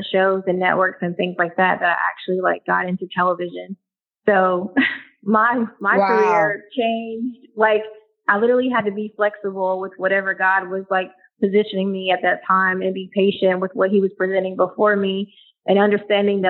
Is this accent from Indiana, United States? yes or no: no; Murfreesboro, Tennessee, United States; moved away as an adult; now in Atlanta, United States; Originally from, it's a small city outside of Nashville, Tennessee, called Murfreesboro. So I'm originally from there